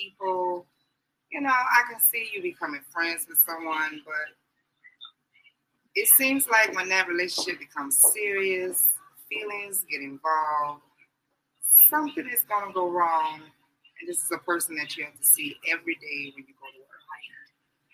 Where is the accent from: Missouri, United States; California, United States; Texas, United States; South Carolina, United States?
South Carolina, United States; Branchville; also born or lived in Orangeburg, South Carolina; I reside here in Orangeburg, and I'm originally from Branchville, South Carolina